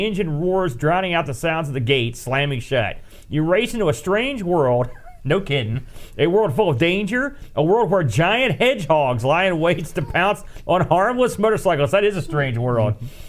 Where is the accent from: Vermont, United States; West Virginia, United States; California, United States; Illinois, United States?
West Virginia, United States; We're from West Virginia.